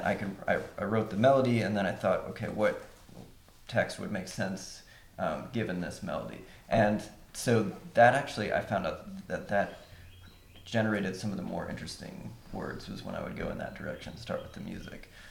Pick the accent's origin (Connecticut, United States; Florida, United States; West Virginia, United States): West Virginia, United States; Huntington; moved away as an adult; now in Cincinnati, United States; I'm from West Virginia